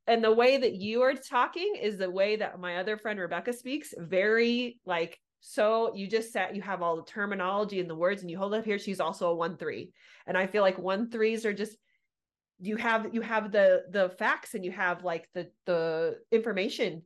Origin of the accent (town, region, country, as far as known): Southern California, United States; born or raised there